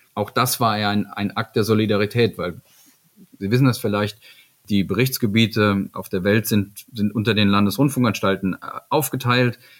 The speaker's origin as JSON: {"language": "German", "region": "Eifel", "country": "Germany", "tie": "born or raised there", "said": "ich bin da groß geworden in der Eifel"}